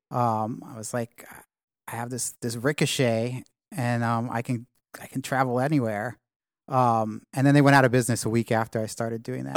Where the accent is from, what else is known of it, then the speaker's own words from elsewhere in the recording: New York City, New York, United States; moved away as an adult; also born or lived in California / London; I grew up in, in Manhattan